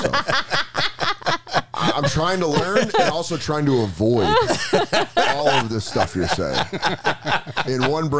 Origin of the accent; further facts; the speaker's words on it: Aurora, Colorado, United States; I grew up in Aurora.